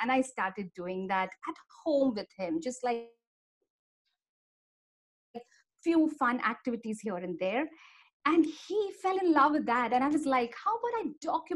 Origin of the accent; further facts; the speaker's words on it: Mumbai, Maharashtra, India; I'm from Mumbai, India